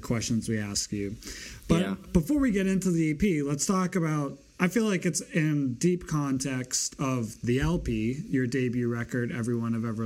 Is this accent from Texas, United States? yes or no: no; Boston, Massachusetts, United States; I'm from Boston.